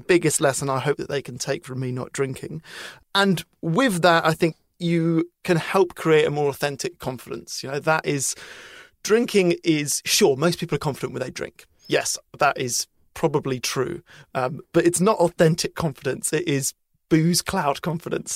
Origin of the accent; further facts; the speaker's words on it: United Kingdom; as a British person